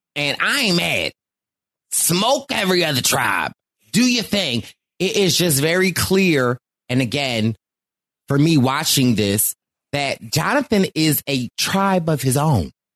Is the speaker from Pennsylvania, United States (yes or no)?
yes; Philadelphia, Pennsylvania, United States; I am from Philly.